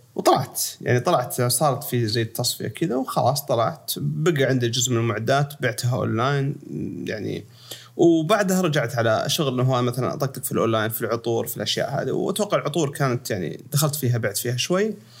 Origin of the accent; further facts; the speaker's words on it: Sakaka, Al Jawf Province, Saudi Arabia; moved away as an adult; also born or lived in Los Angeles, United States / United Arab Emirates / Riyadh; انا من مواليد اشكاك الجوف و بالفتره هذه قبل لحد ما وصلت الجامعه وانا في سكاكه